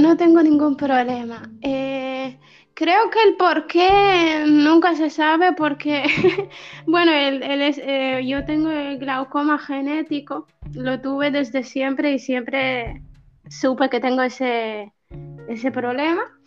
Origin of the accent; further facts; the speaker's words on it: Western Sahara; also born or lived in Spain; now in Tindouf, Algeria; tengo 26 años y, y, soy saharaui. Vivo en los campamentos de refugiados de, de, Tinduf, en Argelia